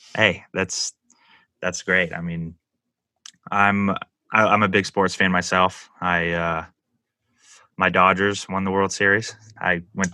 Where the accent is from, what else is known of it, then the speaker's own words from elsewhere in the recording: San Diego, California, United States; also born or lived in Los Angeles; I've I lived in San Diego most of my life